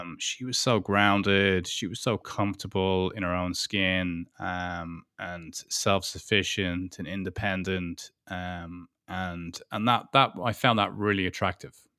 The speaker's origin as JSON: {"language": "English", "country": "Ireland", "moved": "yes", "lives_now": "United Kingdom", "said": "Beatrice is German, and I'm Irish, and we're living in the U K"}